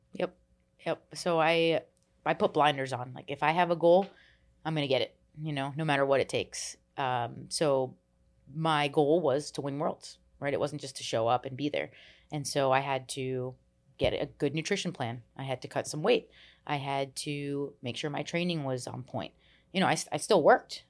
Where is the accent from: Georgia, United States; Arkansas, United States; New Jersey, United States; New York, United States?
New Jersey, United States; I grew up in New Jersey. We moved a lot